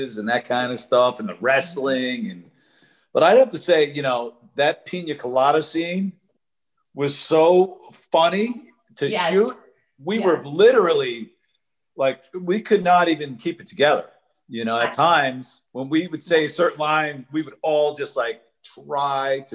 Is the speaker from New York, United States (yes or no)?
yes; New York, United States; now in Los Angeles, United States; I'm from New York.